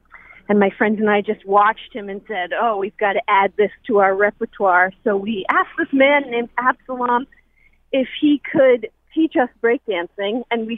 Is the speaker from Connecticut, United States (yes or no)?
yes; New Haven, Connecticut, United States; I grew up in New Haven and was hanging around in downtown New Haven in the 90s with my best friends